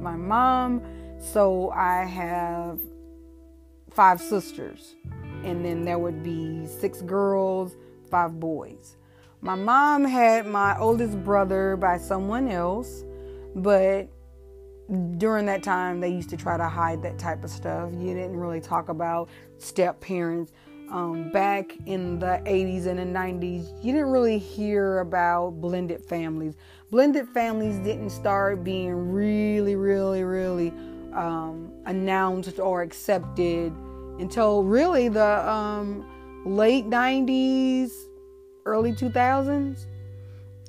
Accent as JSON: {"language": "English", "town": "Ferguson", "region": "Missouri", "country": "United States", "tie": "born or raised there", "also_born_or_lived": "St. Louis, Missouri", "said": "I am originally from St. Louis, Missouri. My parents moved to Ferguson, Missouri in probably 1979-ish."}